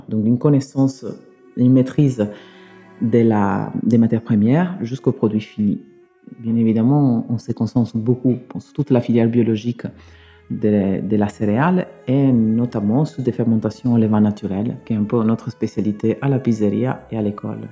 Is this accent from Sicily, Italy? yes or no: yes; Sicily, Italy; French is a second language; moved away as an adult; now in Bordeaux, France; je suis né en Italie, hum, je suis né en Sicile. J'ai travaillé quand j'étais petit dans la restauration